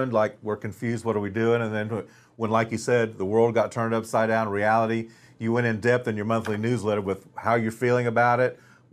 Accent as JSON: {"language": "English", "town": "Wichita", "region": "Kansas", "country": "United States", "said": "we're both from Wichita"}